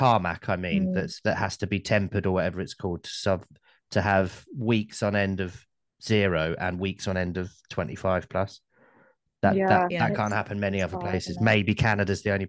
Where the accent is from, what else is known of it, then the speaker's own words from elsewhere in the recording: Cambridgeshire, East of England, United Kingdom; moved away; also born or lived in London; where I grew up and where I lived in London, which is where I moved after I grew up living in Cambridgeshire